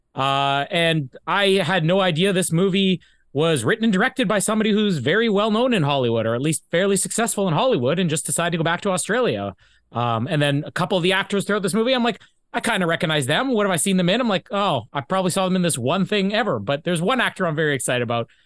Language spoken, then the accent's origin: English; Canada; here in Canada